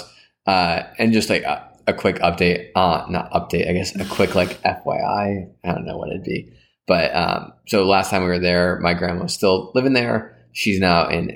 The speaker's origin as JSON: {"language": "English", "region": "New York", "country": "United States", "tie": "born or raised there", "moved": "as an adult", "lives_now": "San Francisco, United States", "said": "we finally made it back to my hometown after 2 years"}